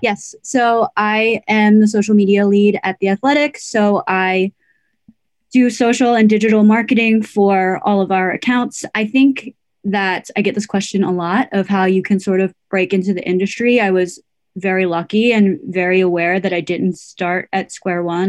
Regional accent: United States; I am Korean American

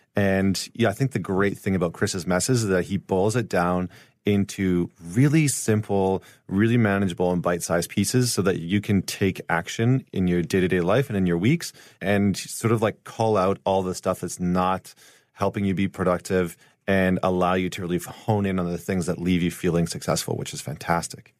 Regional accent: St. Albert, Alberta, Canada; I'm from Saint Albert, which is right outside of Edmonton

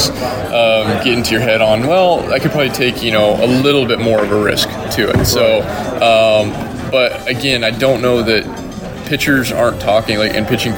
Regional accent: Wyoming, United States; I grew up in Wyoming where it's winter for, you know, 7 months out of the year

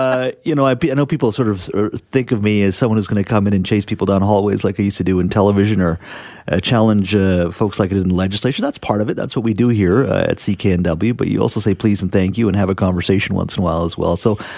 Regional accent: Williams Lake, British Columbia, Canada; English is a second language; also born or lived in India; I grew up in Williams Lake in the interior. So I'm a Cariboo boy. I was born in India. And my dad had emigrated a few years prior, and mom and I came in 1972. So I was 2 years old. I grew up there. My whole childhood was there

